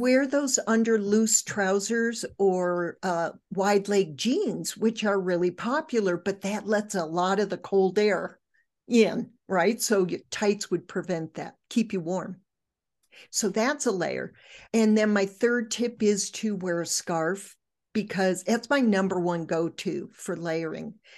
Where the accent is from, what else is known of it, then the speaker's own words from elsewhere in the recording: Michigan, United States; I grew up in Michigan